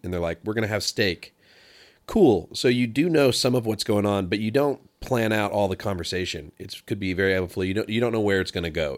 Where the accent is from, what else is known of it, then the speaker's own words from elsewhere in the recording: Pacific Northwest, United States; moved away; I'm from the West Coast and I was really used to being raised on worship music